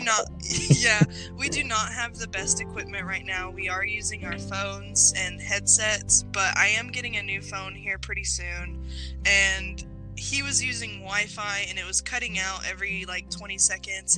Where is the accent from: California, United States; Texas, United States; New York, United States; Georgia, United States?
Texas, United States; Dallas; also born or lived in Tennessee / Mississippi; I grew up in the South Dallas area, places like that.